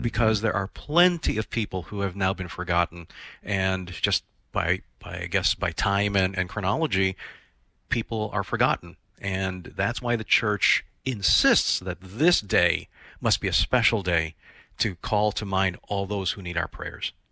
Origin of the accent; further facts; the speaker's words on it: Philippines; as a Filipino myself